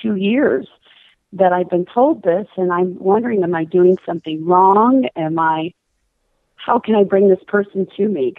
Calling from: Phoenix, Arizona, United States; also born or lived in St. Louis; I'm calling from Phoenix, Arizona, although my number is a St. Louis number.

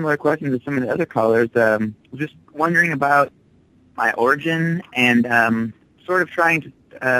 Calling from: Pekin, Illinois, United States; I'm calling from Pekin, Illinois.

